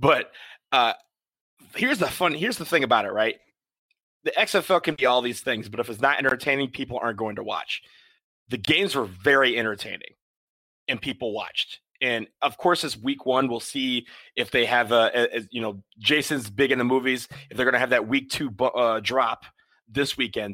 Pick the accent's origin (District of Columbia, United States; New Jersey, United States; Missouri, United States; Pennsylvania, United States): District of Columbia, United States; Washington; My hometown, DC Defenders